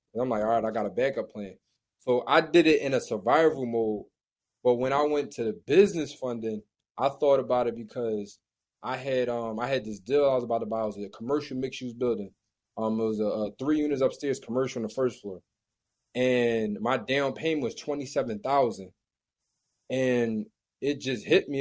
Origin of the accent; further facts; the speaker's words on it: Philadelphia, Pennsylvania, United States; I'm from Philly